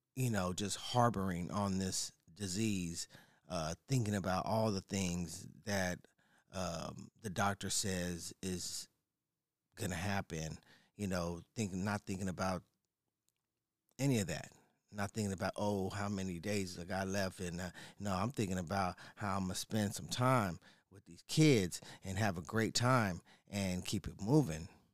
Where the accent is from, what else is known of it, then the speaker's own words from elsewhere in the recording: San Diego, California, United States; I am from San Diego, right? Born and raised. native